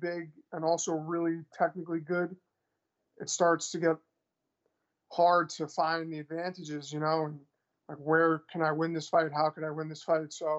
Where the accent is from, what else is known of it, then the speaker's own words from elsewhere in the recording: New York City, New York, United States; now in Milwaukee, United States; I'm from Queens, New York